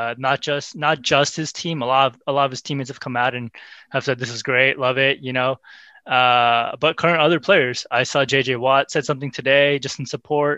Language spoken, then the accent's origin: English; Pakistan; also born or lived in Central Valley, California; now in United States; I grew up in Pakistan and I went to college in the Central Valley.